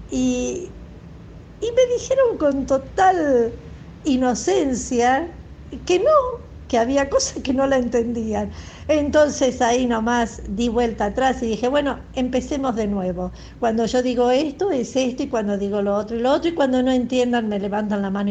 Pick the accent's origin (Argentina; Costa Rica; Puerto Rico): Argentina; de Argentina.